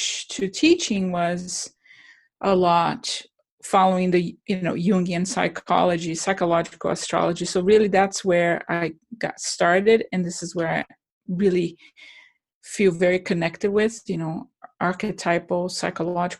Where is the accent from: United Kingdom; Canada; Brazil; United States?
Brazil; moved away as an adult; I'm from Brazil